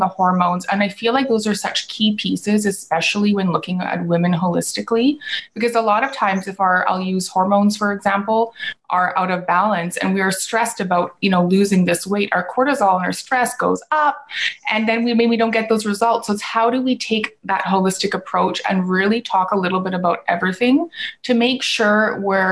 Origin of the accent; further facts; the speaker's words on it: Vancouver, British Columbia, Canada; I'm from Canada, in Vancouver